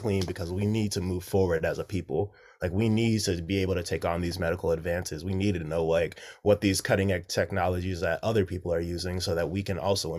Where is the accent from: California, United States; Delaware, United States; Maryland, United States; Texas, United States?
Maryland, United States; Baltimore; I guess I'm from Baltimore, or like from like the Baltimore area.